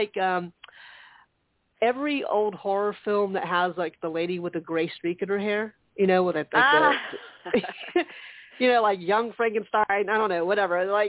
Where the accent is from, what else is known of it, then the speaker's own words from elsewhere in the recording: Charleston, United States; moved away; the Charleston area, back my hometown area